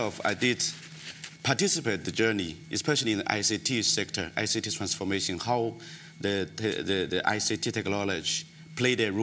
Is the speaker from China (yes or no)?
yes; China; moved away as an adult; also born or lived in Democratic Republic of the Congo / Kenya / Jakarta, Indonesia; I was born in China when I was, I only get access to the electricity when I was 11 years old. It's a remote area, village